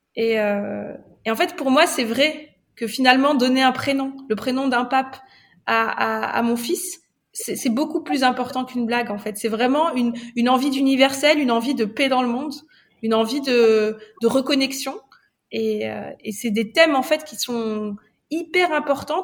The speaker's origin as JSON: {"language": "French", "country": "Morocco", "moved": "yes", "lives_now": "France", "said": "je suis marocaine, euh, donc je viens d'une culture euh, très empreinte de grandes célébrations rituelles."}